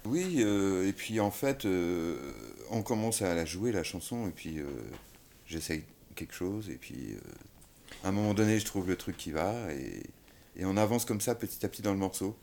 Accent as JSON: {"language": "French", "region": "Brittany", "country": "France", "said": "je suis breton"}